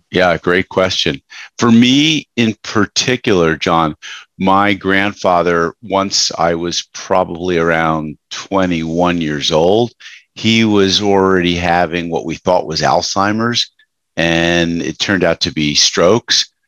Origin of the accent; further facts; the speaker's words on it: Westchester, New York, United States; I grew up in Westchester, New York